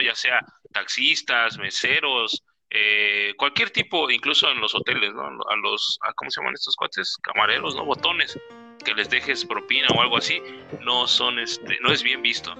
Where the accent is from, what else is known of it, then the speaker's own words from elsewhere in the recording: Mexico; aquí en mi país, México